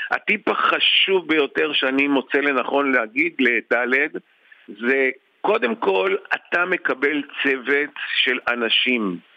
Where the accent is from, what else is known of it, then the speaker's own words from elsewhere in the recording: Israel; אני כותב את השם שלי בעברית, אני לא כותב בלועזית, אני ישראלי, יהודי בארץ ישראל.